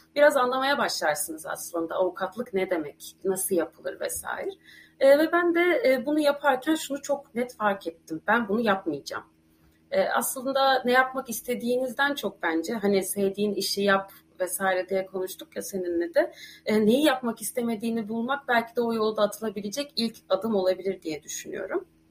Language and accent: Turkish; Ankara, Turkey; moved away as an adult; also born or lived in Istanbul; now in Ireland; Ankaralıyım. Yani, e, yirmi yaşıma kadar Ankara'da yaşadım.